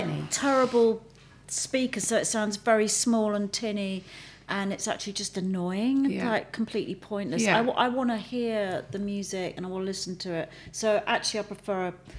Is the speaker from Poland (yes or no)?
no; England, United Kingdom; apples and cream actually do make me think about growing up in England.